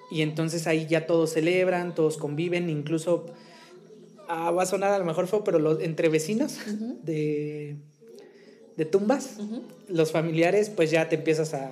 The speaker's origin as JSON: {"language": "Spanish", "town": "Tehuacán", "region": "Puebla", "country": "Mexico", "tie": "born or raised there", "said": "allá en, la, en la región de la que, de la que soy originario, orgullosamente. Orgullosamente. Ah, yo soy de Tehuacán"}